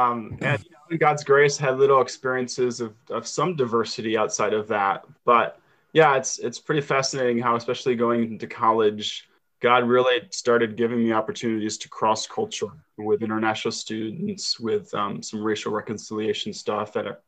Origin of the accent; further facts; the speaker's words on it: Kalamazoo, Michigan, United States; moved away as an adult; also born or lived in Colorado / Kosovo / Philadelphia / Boston; now in Weymouth, United States; I grew up in Kalamazoo, Michigan, and have been in various places and within the U.S. and Colorado.